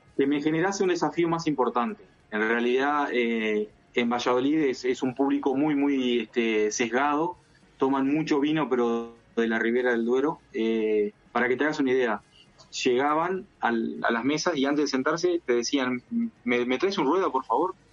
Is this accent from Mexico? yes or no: no; Uruguay; first language Spanish; moved away as an adult; now in La Rioja, Spain; soy de Uruguay